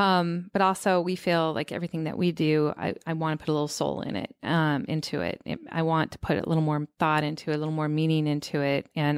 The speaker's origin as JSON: {"language": "English", "town": "Seattle", "region": "Washington", "country": "United States", "said": "Well, I come from Seattle"}